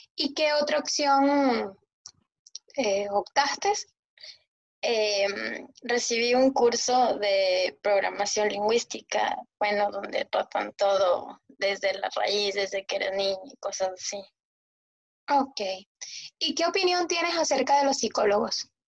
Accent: Ecuador; moved away; yo soy de Ecuador

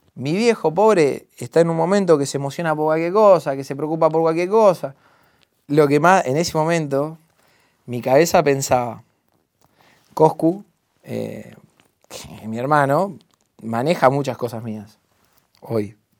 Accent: La Plata, Buenos Aires Province, Argentina; vivir en donde yo nací

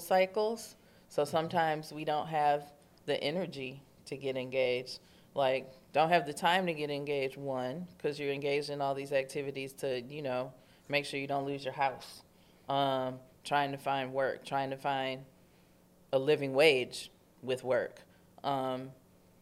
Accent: Detroit, Michigan, United States; also born or lived in Midtown, Detroit; I'm from the Bagley neighborhood. I currently live in Midtown

